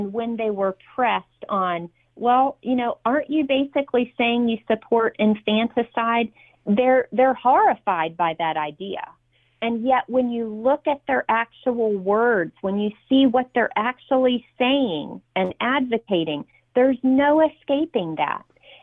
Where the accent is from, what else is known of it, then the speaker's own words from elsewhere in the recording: Virginia, United States; my home state of Virginia